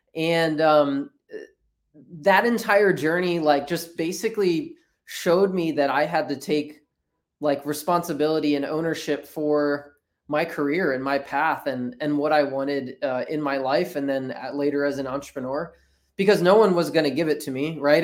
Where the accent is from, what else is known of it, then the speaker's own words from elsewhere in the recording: New Jersey, United States; now in Orlando, United States; I grew up in South Jersey